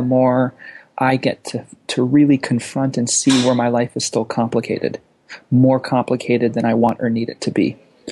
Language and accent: English; Los Angeles, California, United States; also born or lived in Lausanne, Switzerland / Amsterdam; then in LA through high school